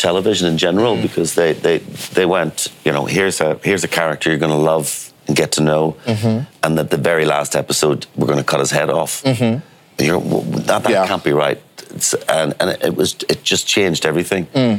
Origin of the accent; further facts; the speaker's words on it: Belfast, Northern Ireland, United Kingdom; And I'm from Belfast.